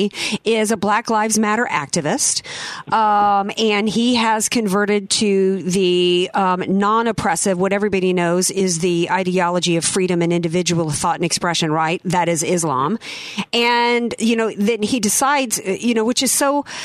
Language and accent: English; the South, United States; I grew up in the South